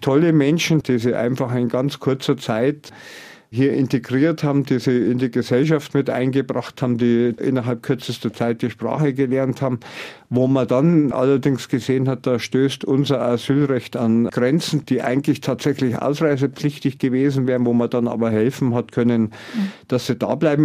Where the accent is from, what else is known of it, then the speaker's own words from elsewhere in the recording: Pfaffenhofen an der Ilm, Bavaria, Germany; meine Heimat, vor dem Landratsamt Pfaffenhofen